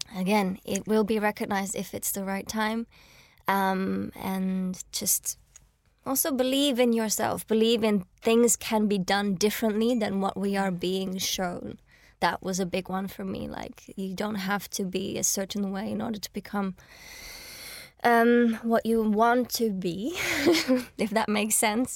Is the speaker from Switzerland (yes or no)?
yes; Switzerland; now in London, United Kingdom; I was born and raised in Switzerland and, like, came to London